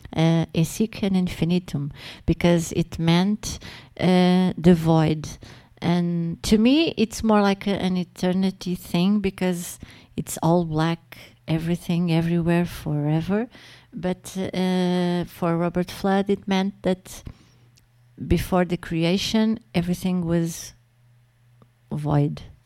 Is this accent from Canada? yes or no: no; Portugal; English is a second language; I'm speaking uh, Latin as a Portuguese